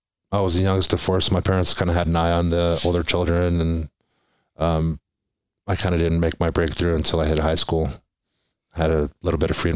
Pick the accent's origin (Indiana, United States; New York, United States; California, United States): California, United States; Temecula; also born or lived in Oahu, Hawaii / San Diego; So when we moved to California, I was about 6 years old. Father was a seaman in the Navy, and he chose to raise us out here after he retired.